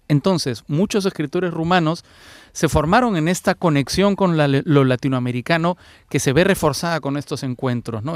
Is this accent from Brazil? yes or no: no; Peru; Fernando y yo somos peruanos